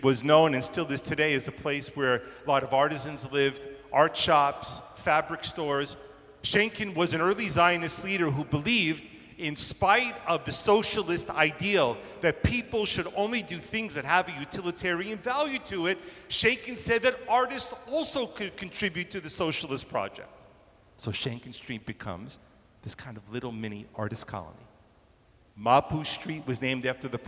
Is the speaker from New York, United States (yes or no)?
yes; New York, United States; now in Toronto, Canada; growing up in New York, I grew up in a place where streets were given numbers or letters